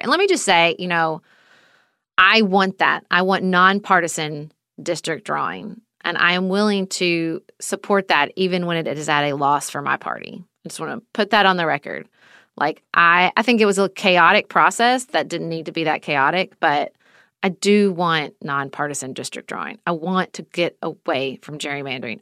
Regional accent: Kentucky, United States; my home state of Kentucky

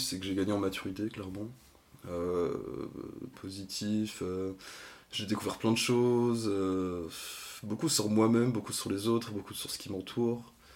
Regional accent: Lorient, Brittany, France; moved away as an adult; also born or lived in Rennes; je viens de Lorient

